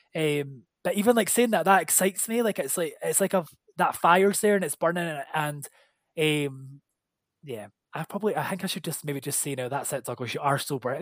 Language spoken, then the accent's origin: English; Scotland, United Kingdom; we're Scottish